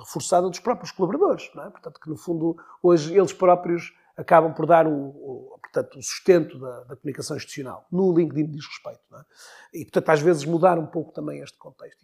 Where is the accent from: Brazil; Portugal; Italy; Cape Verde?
Portugal; Porto, Norte; moved away as an adult; also born or lived in Maia; now in Viana do Castelo, Portugal; nasci no Porto, vivi uma primeira fase da minha vida a Porto, Maia, mais concretamente, também Porto e Maia